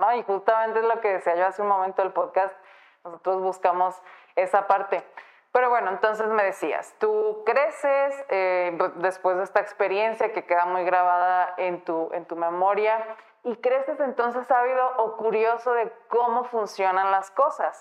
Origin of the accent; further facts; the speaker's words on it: Guadalajara, Jalisco, Mexico; Yo soy de aquí de Guadalajara